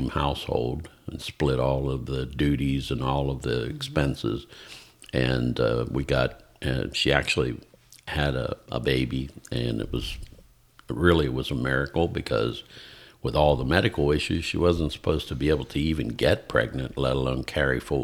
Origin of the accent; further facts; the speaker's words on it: Pennsylvania, United States; moved away as an adult; now in Georgia, United States; I was born and raised about an hour and a half east of Pittsburgh, Pennsylvania. So the western part of the state, but more towards the south of the state.